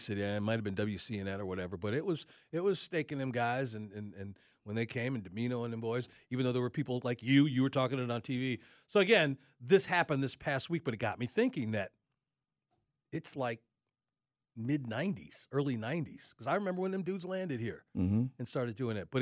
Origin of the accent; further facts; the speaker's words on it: Chicago, Illinois, United States; moved away; growing up in Chicago, and I've been here for a number of years